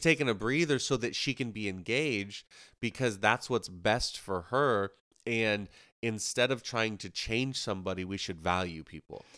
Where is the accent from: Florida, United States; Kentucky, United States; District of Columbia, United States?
Florida, United States; Ocala; also born or lived in Moody Island; growing up where we grew up in Ocala